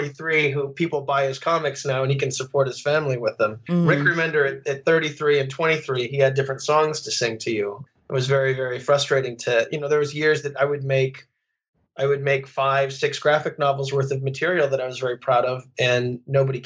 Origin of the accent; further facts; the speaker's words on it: Phoenix, Arizona, United States; where I grew up in Phoenix.